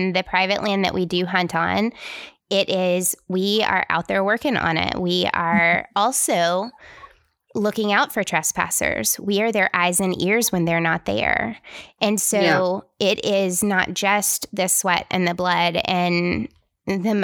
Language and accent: English; Tennessee, United States; I'm from Tennessee